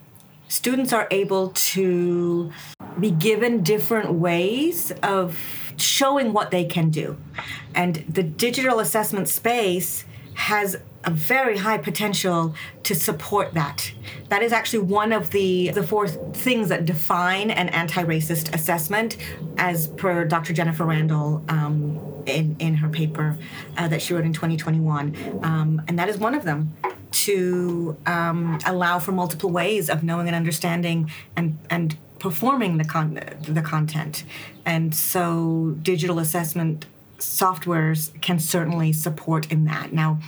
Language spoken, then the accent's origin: English; England, United Kingdom; also born or lived in United States; I am a person of color, and I grew up in England and the U.S. I'm Indian. My parents are immigrants.